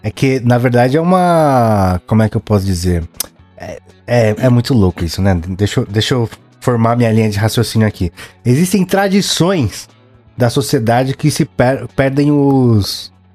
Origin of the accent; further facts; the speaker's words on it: Paulista, São Paulo, Brazil; a gente é paulista mesmo